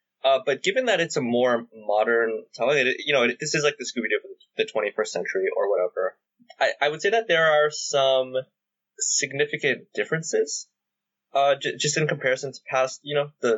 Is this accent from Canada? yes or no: yes; Canada; I say this as a Canadian.